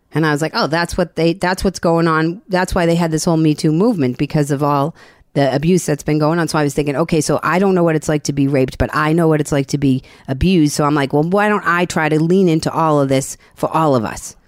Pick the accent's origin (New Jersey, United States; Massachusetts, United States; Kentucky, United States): Massachusetts, United States; Boston; I'm from Boston.